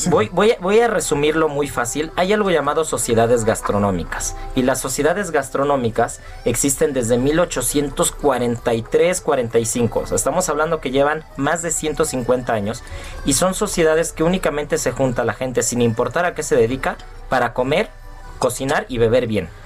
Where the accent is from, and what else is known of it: Mexico